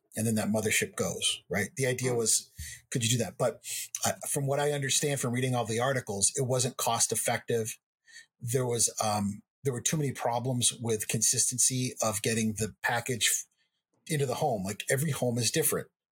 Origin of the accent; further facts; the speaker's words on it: Lubbock, Texas, United States; I was born in Lubbock